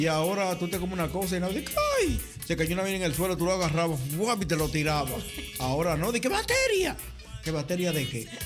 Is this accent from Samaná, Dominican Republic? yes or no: yes; Sánchez, Samaná, Dominican Republic; now in Netherlands; nosotros somos de, por allá, de Sánchez para allá, de esos sitios